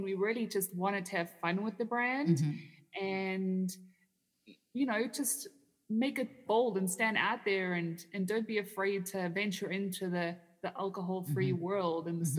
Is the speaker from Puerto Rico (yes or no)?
no; Canada; no, I'm from Canada, and I'm just here at a conference.